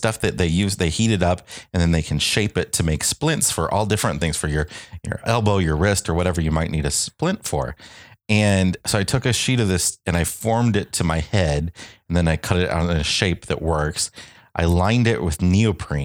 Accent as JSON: {"language": "English", "town": "Quad Cities", "country": "United States", "tie": "born or raised there", "moved": "as an adult", "said": "We are back in the Quad Cities, my hometown on the border of Iowa and Illinois"}